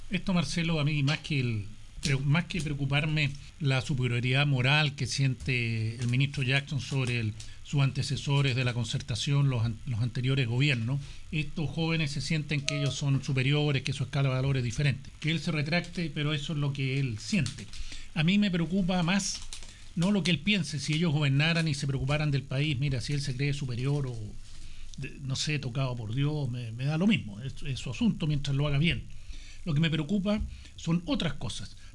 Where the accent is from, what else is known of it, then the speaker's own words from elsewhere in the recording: Chile; en el fondo somos todos chilenos